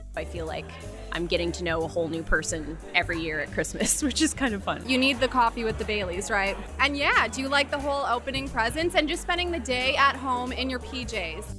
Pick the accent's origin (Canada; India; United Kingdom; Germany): Canada; Ontario; moved away; I'm from Ontario originally.